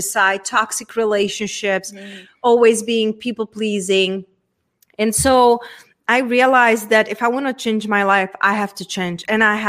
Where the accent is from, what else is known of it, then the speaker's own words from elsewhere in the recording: Czechia; accent: Czech; English is a second language; moved away; coming from a very small town from Czech Republic. Hence, that's where my accent and weird name it's from